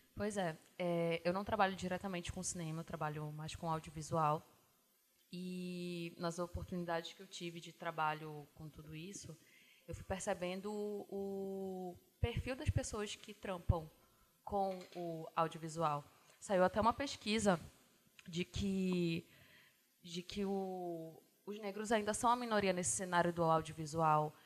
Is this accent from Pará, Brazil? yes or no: yes; Belém, Pará, Brazil; Eu sou daqui de Belém.